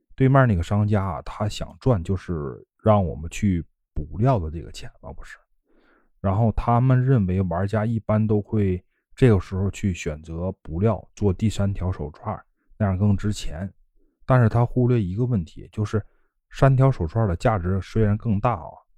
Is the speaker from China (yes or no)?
yes; Northeast China, China; now in Yantai, China; 不管你是到烟台还是来我老家，我都可以亲自给你们做了吃啊。